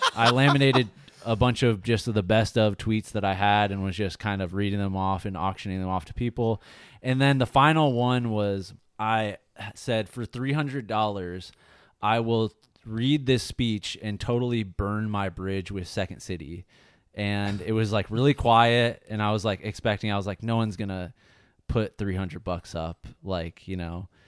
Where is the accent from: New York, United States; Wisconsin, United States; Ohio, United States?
Ohio, United States; moved away as an adult; also born or lived in Chicago; now in Los Angeles, United States; I grew up in Ohio